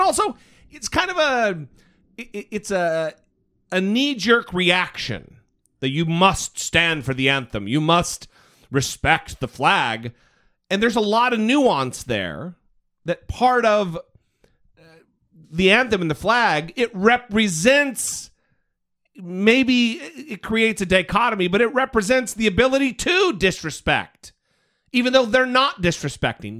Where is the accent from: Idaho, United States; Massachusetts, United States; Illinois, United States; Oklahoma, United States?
Idaho, United States; now in California, United States; I'm from Idaho.